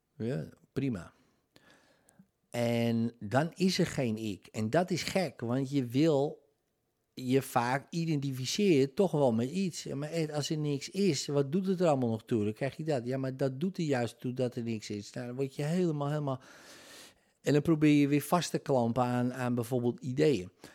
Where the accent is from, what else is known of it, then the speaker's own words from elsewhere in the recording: Netherlands; Nederlandse nationaliteit in mijn geval